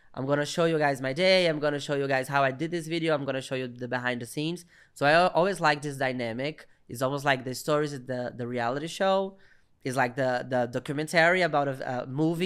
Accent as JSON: {"language": "English", "region": "Minas Gerais", "country": "Brazil", "said": "I'm a Brazilian comedian. And I'm from Minas Gerais. I'm from the countryside of Brazil"}